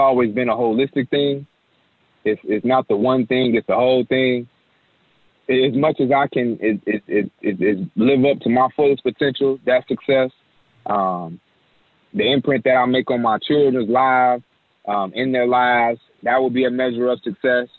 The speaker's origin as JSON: {"language": "English", "town": "Chicago", "region": "Illinois", "country": "United States", "said": "I'm from Chicago"}